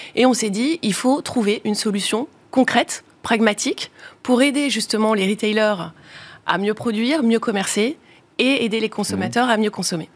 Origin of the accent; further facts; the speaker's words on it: the Nord, Hauts-de-France, France; on est originaire du Nord